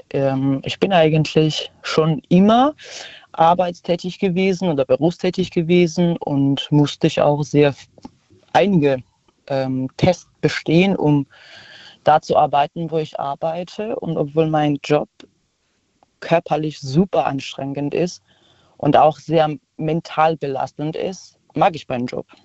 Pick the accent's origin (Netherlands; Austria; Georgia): Georgia; now in Karlsruhe, Germany; Ich komme aus Georgien eigentlich und wohne in Karlsruhe.